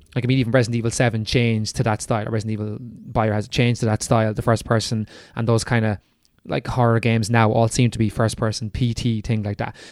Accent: Ireland; we're Irish

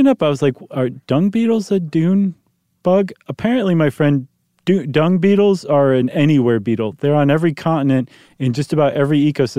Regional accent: Ohio, United States; I grew up in Ohio. We didn't have that.

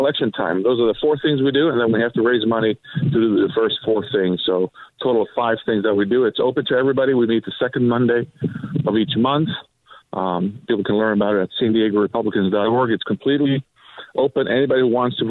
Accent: Sweden; also born or lived in Croatia (parents' origin); now in San Diego, United States; I was born and raised in Sweden

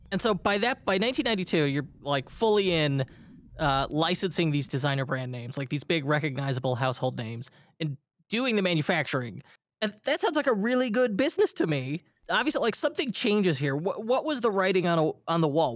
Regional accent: Illinois, United States; my home state of Illinois

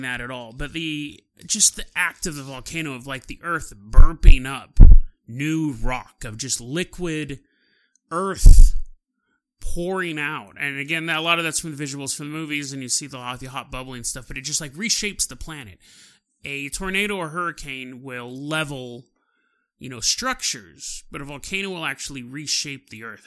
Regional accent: California, United States; I'm from California

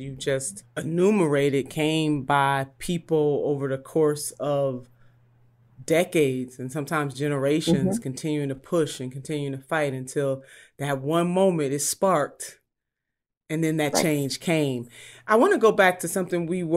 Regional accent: Ohio, United States; My home state of Ohio

